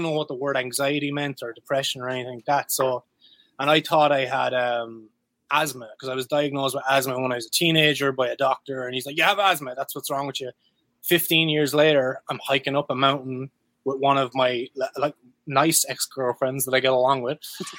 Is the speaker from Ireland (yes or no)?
yes; Ireland; yeah, I'm Irish, I'm allowed to actually have a drink.